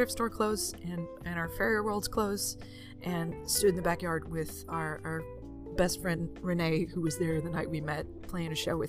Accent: Southeast Arkansas, United States; when I was a child growing up in Christian Southeast Arkansas.

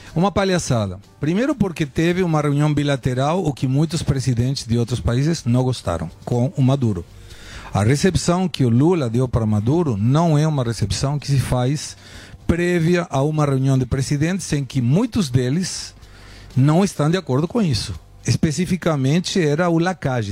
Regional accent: Argentina; now in Brazil; eu sou argentino

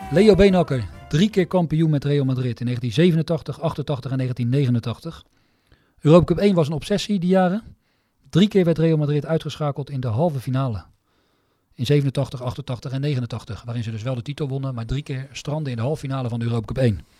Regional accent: Netherlands; omdat ik ook uit Nederland kom.

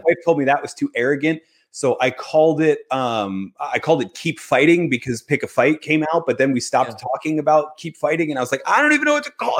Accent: Philadelphia, Pennsylvania, United States; I'm from Philadelphia, and we are the chip on our shoulder, prove you're all wrong underdog motivation family

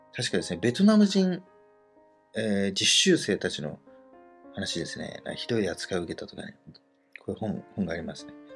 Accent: Tokyo, Japan; 東京にの実家にいたので

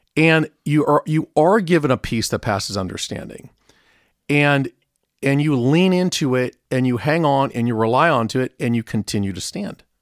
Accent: Southern California, United States; I grew up in Southern California

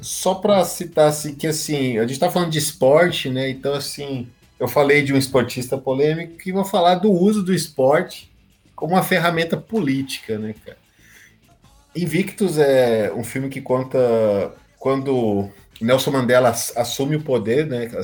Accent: Brazil; nós brasileiros

